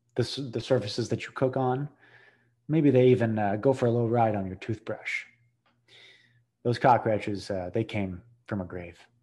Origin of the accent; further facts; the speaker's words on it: New England, United States; now in New Orleans, United States; I'm from New England.